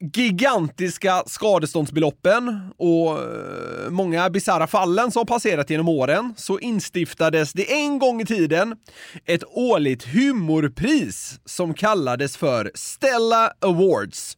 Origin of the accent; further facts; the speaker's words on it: Sweden; som svensk